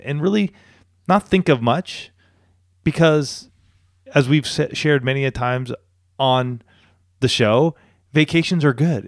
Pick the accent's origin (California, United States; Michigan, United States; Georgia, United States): California, United States; Banning; moved away as an adult; now in San Diego, United States; I grew up in a place called Banning